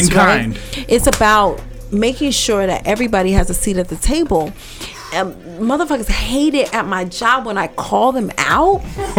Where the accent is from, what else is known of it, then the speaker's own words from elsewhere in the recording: Las Vegas, Nevada, United States; I'm from Vegas, yeah.